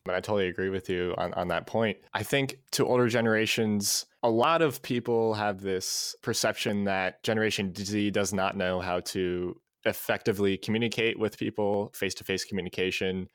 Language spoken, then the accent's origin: English; Ohio, United States; also born or lived in Cleveland, Ohio / Florida; now in Columbus, United States; So I'm from Ohio. I grew up in Cleveland for half of my childhood, spent a year in Florida, and then I've been in Columbus for about seven years now